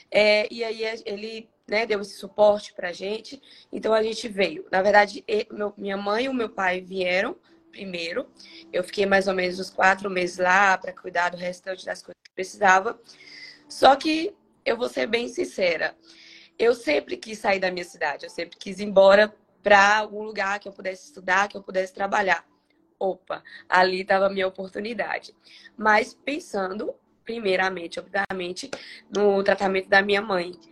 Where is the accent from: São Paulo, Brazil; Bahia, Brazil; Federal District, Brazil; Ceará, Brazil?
Bahia, Brazil; Eunápolis; now in Governador Valadares, Brazil; É, sou da Bahia, sou de Anápolis. Para quem não conhece, Anápolis é próximo a Porto Seguro, uns 30, 40 minutos.